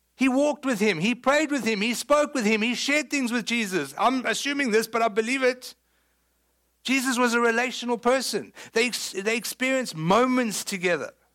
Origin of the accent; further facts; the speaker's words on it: South Africa; moved away; People know I'm South African, right? I mean, I know you thought I was from West Texas. I'm not. Surprise, I'm from South Africa